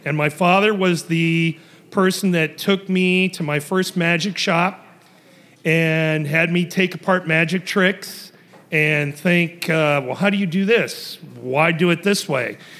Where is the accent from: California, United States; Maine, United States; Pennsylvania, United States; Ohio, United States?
Ohio, United States; I was raised in Ohio